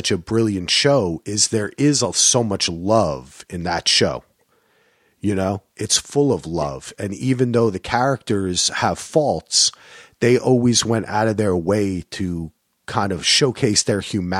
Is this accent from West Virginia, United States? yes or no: no; New Jersey, United States; You know, I mean, I'm a Jersey guy. I grew up in Union County and I had my fair share, my history.